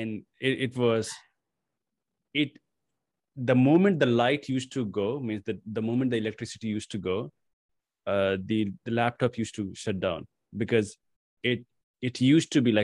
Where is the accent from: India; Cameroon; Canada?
India; English is a second language; I come from India, right? Mm-hmm. And English is not my first language